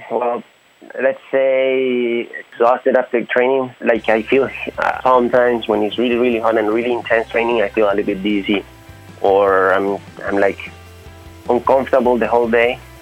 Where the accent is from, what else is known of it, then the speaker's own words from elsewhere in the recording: Honduras; moved away as an adult; now in Taiwan; I'm from Honduras, Central America.